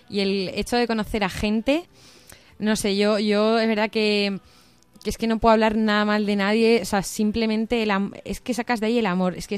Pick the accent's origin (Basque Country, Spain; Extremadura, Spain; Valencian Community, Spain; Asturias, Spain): Extremadura, Spain; Cáceres; moved away as an adult; also born or lived in Pamplona; eh, tengo 25, bueno, voy a hacer 25 años dentro de poco, em, yo soy de Cáceres, pero estudié en Pamplona periodismo